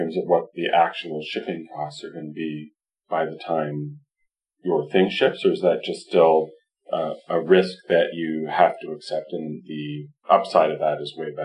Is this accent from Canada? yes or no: yes; Canada; I'm Canadian